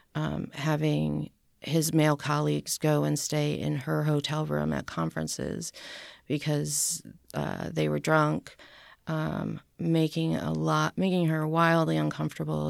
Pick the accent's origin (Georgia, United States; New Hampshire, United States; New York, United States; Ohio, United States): New Hampshire, United States; born or raised there; also born or lived in Boston, Massachusetts / St. Louis, Missouri / Philadelphia / Pittsburgh; now in Nashville, United States